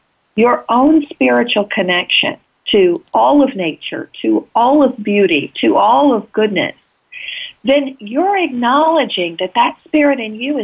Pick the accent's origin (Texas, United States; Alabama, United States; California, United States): Texas, United States; I grew up in Texas, and sometimes in the middle of nowhere in Texas